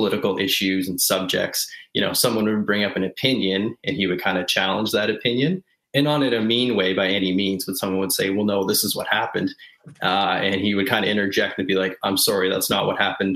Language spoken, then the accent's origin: English; Nova Scotia, Canada; growing up in Nova Scotia